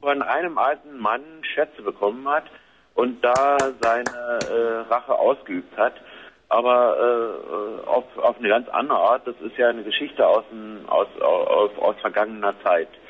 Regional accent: Berlin, Germany; meine Geburtsstadt Berlin

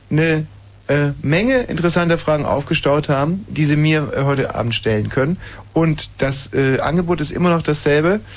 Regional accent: Güstrow, Mecklenburg-Vorpommern, Germany; Ich komme aus Güstrow. Das ist doch Mecklenburg-Vorpommern.

